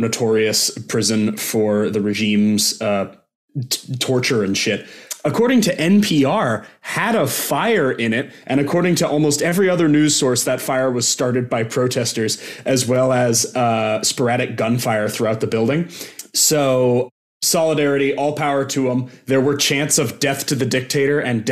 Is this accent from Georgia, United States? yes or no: no; Bend, Oregon, United States; in my very hometown